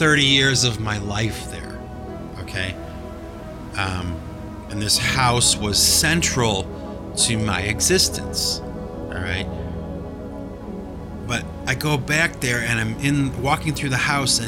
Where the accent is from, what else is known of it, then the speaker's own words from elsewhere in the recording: Cleveland, Ohio, United States; now in Massachusetts, United States; when I go back to Cleveland, yes, it's my hometown. Yes, I go back to visit the home that I was raised in and grew up